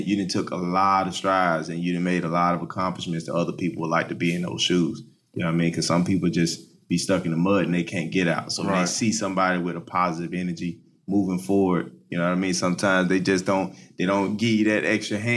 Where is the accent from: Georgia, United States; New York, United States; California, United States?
Georgia, United States; Atlanta; also born or lived in Miami; now in Orlando, United States; I'm from Atlanta, so... the vibe there in Atlanta is a lot different from it is here